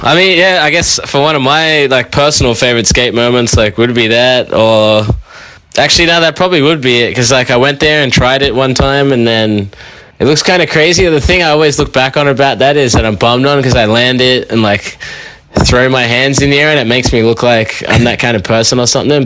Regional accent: Sydney, New South Wales, Australia; I'm from Sydney

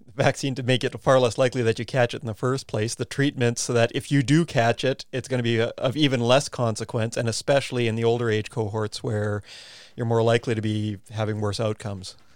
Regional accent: Canada; now in New Zealand; my home country of Canada

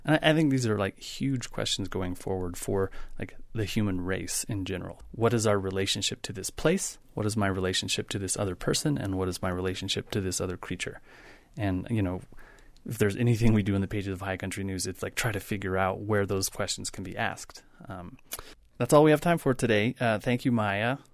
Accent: Wyoming, United States; I grew up in Wyoming

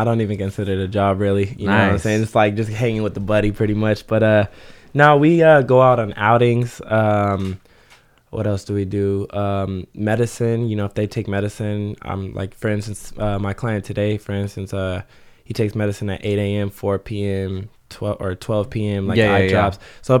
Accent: Ventura, California, United States; I'm actually from Ventura.

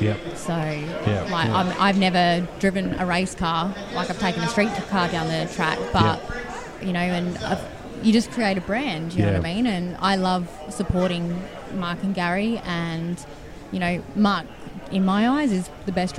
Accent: Kalgoorlie, Western Australia, Australia; I'm from Kalgoorlie

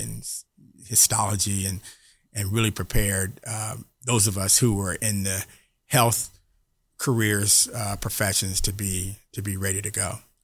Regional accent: Atlanta, Georgia, United States; I grew up here in Atlanta

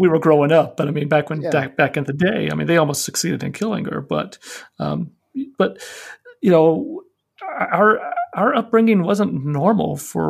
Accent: Arlington, Virginia, United States; I was born and raised in Arlington, Virginia. Well, I mean, I'm a Southerner. Arlington was nice. I mean, it was, you know, right outside DC.

